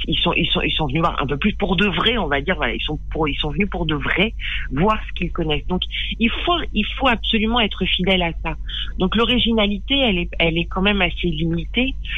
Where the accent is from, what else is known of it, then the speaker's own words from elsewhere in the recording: Périgueux, Nouvelle-Aquitaine, France; J'ai grandi euh, dans le Périgord, à Périgueux